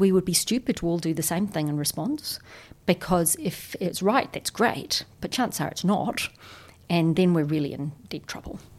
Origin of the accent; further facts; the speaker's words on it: New Zealand; I'm a New Zealander